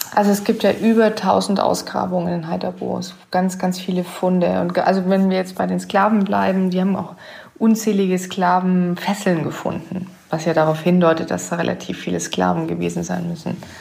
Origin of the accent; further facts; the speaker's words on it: Southern Germany, Germany; ich komme ja aus Süddeutschland